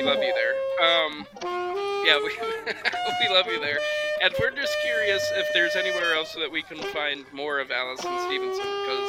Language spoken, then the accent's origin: English; Iceland; Yeah, actually, we're from Iceland.